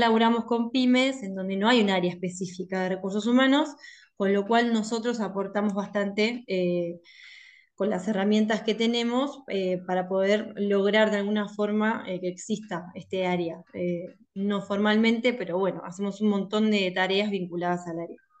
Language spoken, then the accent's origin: Spanish; La Plata, Buenos Aires Province, Argentina; soy de La Plata. Siempre viví acá